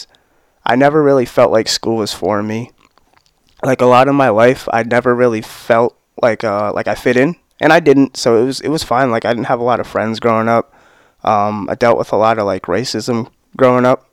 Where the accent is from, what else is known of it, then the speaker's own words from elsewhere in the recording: Newport, Rhode Island, United States; also born or lived in Middletown; Park Home, like in Newport